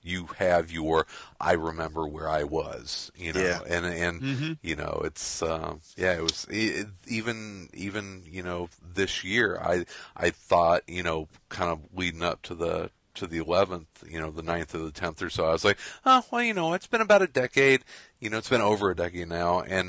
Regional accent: Midwest, United States; I'm a Midwesterner. I was not directly affected by this like a lot of people out east were.

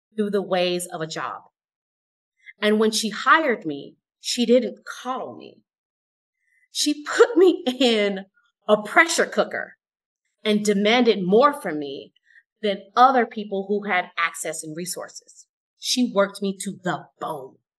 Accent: Oakland, California, United States; I am from Oakland, California

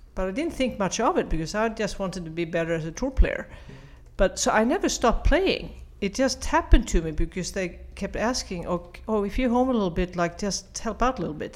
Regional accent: Sweden; moved away as an adult; also born or lived in United States; I'm from Sweden, I played in our national teams

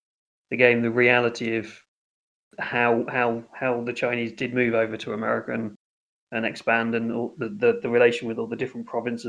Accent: England, United Kingdom; as I am from England myself

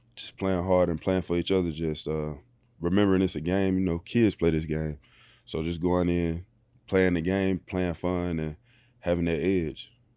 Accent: Bruce, Mississippi, United States; moved away as an adult; also born or lived in Texas; now in Los Angeles, United States; born and raised in, uh, Bruce, Mississippi

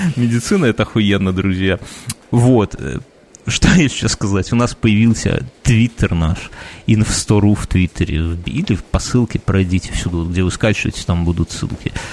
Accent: Belarus

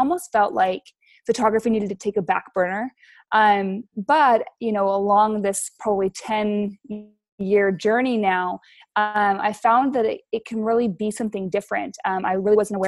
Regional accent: Utah, United States; moved away as an adult; also born or lived in Big Island, Hawaii; now in Hawaii, United States; I live on the Big Island of Hawaii now. I'm originally from Utah

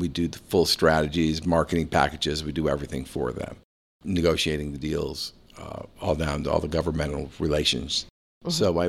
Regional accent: St. Petersburg, Florida, United States; also born or lived in Connecticut; I was born in Connecticut, but raised right here in St. Petersburg, about 4 blocks from here.

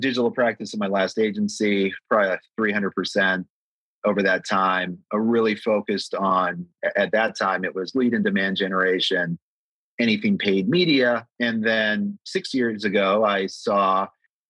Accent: United States; also born or lived in Amsterdam, Netherlands; immigrated to the US when I was, 3 years old

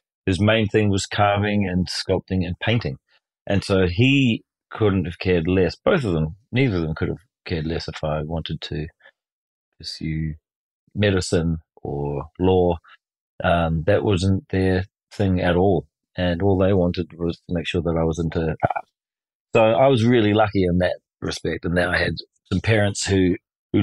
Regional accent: New Zealand; I was born in New Zealand in 1975 on August the 16th.

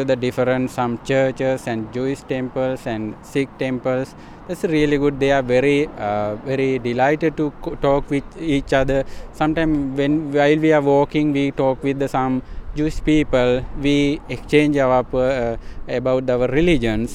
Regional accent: Sri Lanka; now in Rockville, United States; We are from Sri Lanka

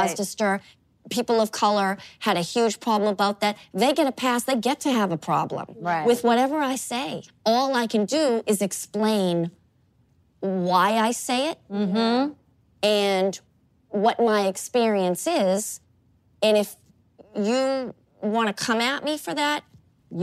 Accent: Boston, Massachusetts, United States; I grew up in an Italian-Irish neighborhood in Boston

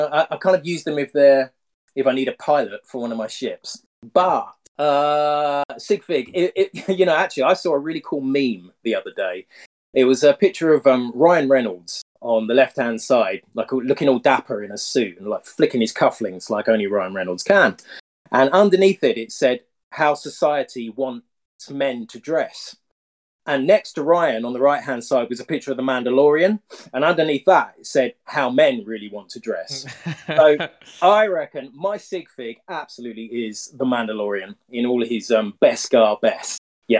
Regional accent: United Kingdom; Yeah, no, I'm just a normal dude from the UK. I live in what's probably the greyest city in the UK

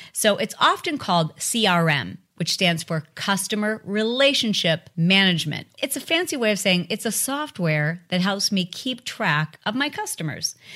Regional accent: Michigan, United States; I'm from Michigan

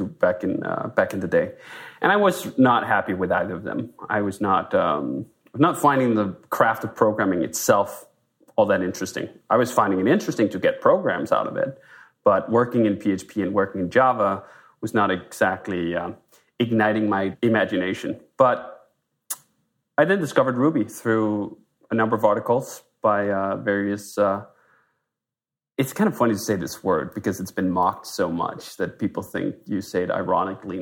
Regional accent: Denmark; moved away as an adult; now in United States; I'm a Dane. I'm from Denmark originally, moved to the US in 2005

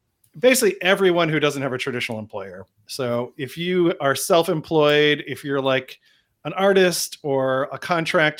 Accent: New England, United States; I was raised in New England

